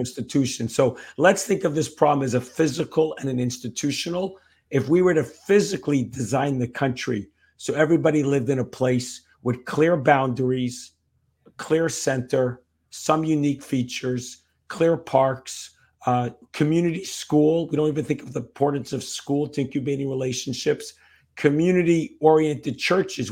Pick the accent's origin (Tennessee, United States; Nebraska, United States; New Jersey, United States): New Jersey, United States; also born or lived in New York; When I grew up, um, in New York and then New Jersey, back to New Jersey again